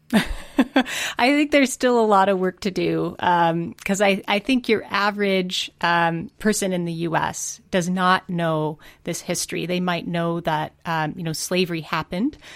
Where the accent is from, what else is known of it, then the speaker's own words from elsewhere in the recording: Montana, United States; I'm from Montana.